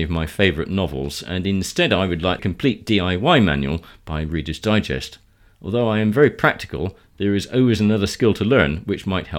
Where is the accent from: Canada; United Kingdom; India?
United Kingdom; Mere, South West England; I grew up in Mere, right across the road from our family's brushmaking business, which was started by my grandfather and great-uncle in 1922.